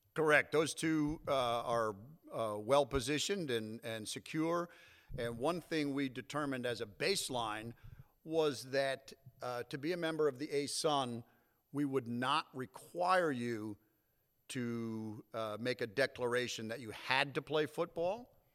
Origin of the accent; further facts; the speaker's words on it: North Haven, Connecticut, United States; moved away as an adult; I grew up in North Haven, right outside of New Haven, Connecticut